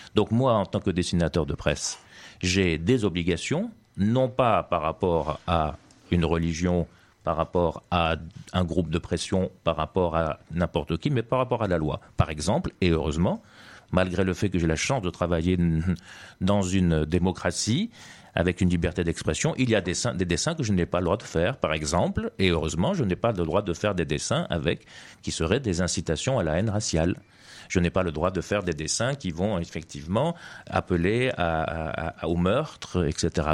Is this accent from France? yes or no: no; Tunisia; moved away as an adult; Je suis né effectivement en Tunisie